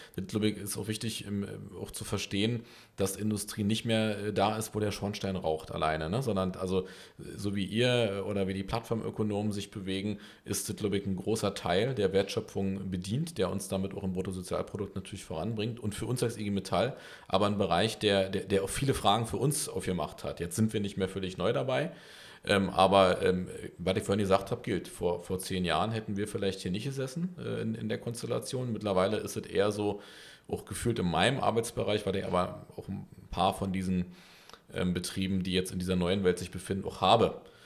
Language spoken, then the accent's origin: German; Berlin, Germany; ich bin Berliner